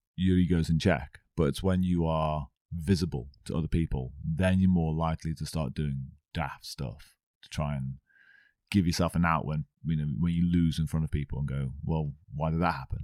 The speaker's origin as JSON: {"language": "English", "town": "Stafford", "region": "West Midlands", "country": "United Kingdom", "said": "I'm actually from Stafford"}